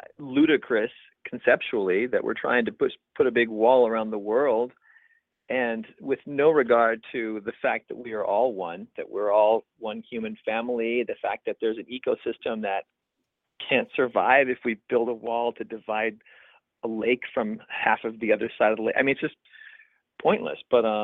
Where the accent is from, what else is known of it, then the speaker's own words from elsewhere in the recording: Guatemala; moved away as an adult; now in United States; I grew up in Guatemala, and when I came back to the United States to start my college studies, I was the kind of like the gringo guy who spoke Spanish